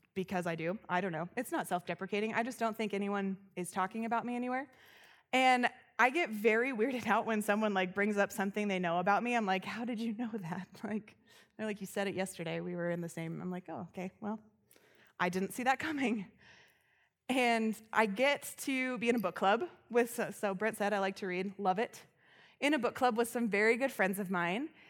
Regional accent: Loveland, Colorado, United States; I grew up here in Loveland

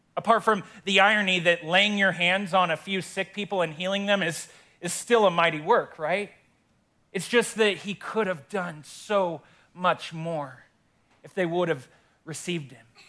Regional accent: Windsor, Colorado, United States; I love my hometown, born and raised here in Windsor

